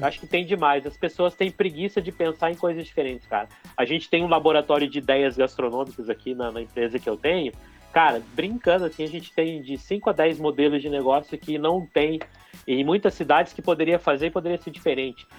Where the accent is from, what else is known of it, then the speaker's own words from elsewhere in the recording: Toledo, Paraná, Brazil; Eu sou de Toledo.